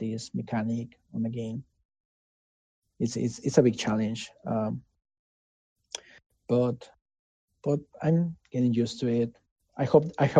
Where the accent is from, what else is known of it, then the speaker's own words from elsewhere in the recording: Mexico; English is a second language; moved away as an adult; now in United States; I didn't used to speak in English back in Mexico, right? And I learned English